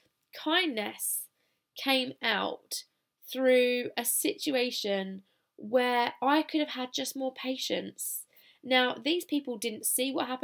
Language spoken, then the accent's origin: English; United Kingdom; accent: British; now in Australia; I've still got my British accent